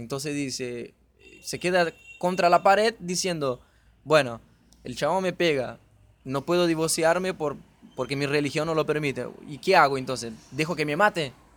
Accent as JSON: {"language": "Spanish", "country": "Brazil", "moved": "yes", "lives_now": "Argentina", "said": "soy de Brasil"}